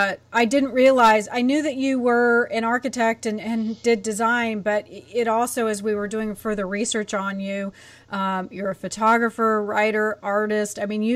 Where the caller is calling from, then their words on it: Nashville, Tennessee, United States; I am in Nashville, Tennessee.